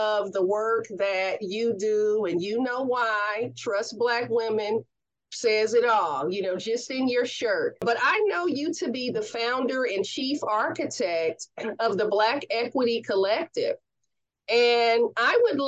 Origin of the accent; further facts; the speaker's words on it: Oakland, California, United States; From a SoCal girl to an Oakland girl